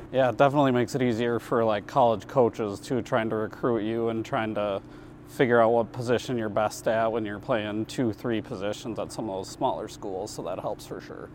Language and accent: English; Minneapolis, Minnesota, United States; now in Rapid City, United States; I'm from Minneapolis, not as much diversity here